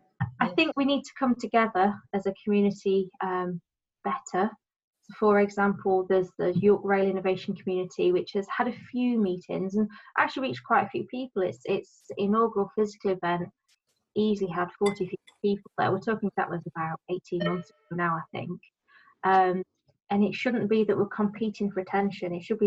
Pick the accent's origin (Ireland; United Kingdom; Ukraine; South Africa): United Kingdom; Doncaster, Yorkshire and the Humber; also born or lived in Bristol / South America; now in Sheffield, United Kingdom; I'm from Donny originally. I emigrated to Sheffield from Doncaster via Bristol and South America.